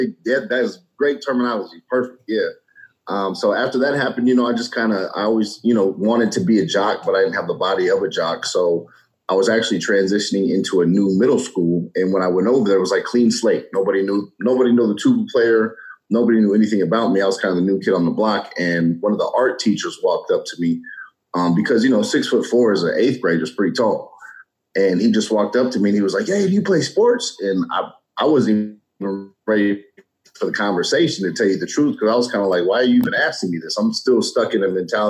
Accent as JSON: {"language": "English", "town": "Colorado Springs", "region": "Colorado", "country": "United States", "said": "Originally, I'm from Colorado Springs, Colorado, and my dad's military, so I have a military background"}